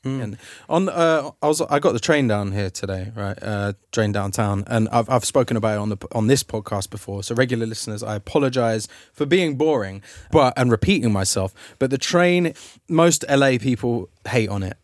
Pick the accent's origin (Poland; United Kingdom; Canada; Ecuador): United Kingdom; London; now in Los Angeles, United States; I'm a Londoner